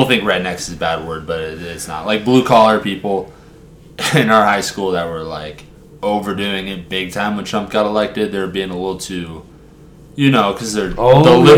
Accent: United States; being an American

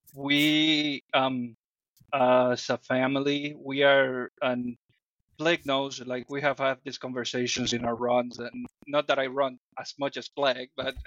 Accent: Dominican Republic; English is a second language; now in United States; I come from the Dominican Republic

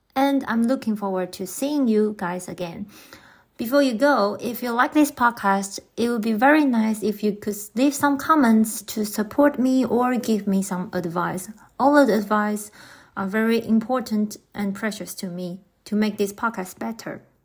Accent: Taiwan; English is a second language; moved away as an adult; now in Germany; I'm from Taiwan.

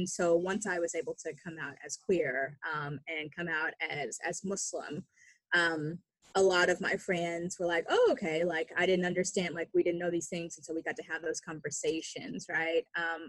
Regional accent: Oklahoma, United States; So growing up in Oklahoma's public education system

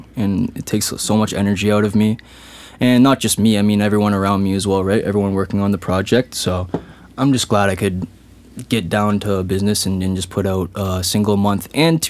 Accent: Kitchener, Ontario, Canada; It doesn't matter if it's in Kitchener-Waterloo, like my hometown.

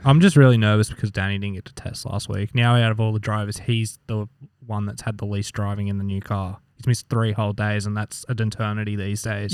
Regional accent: Australia; we're Australian

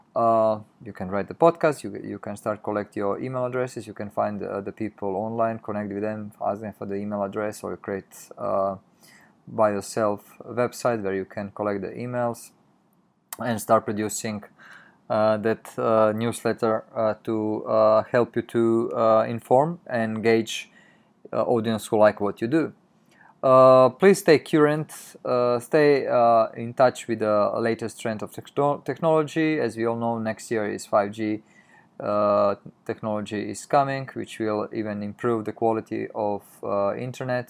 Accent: Croatia; moved away as an adult; now in Tokyo, Japan; we used to live in Europe, in Croatia, in my home country, and then m-, when we moved, uh, six years ago in, in Japan, in Tokyo

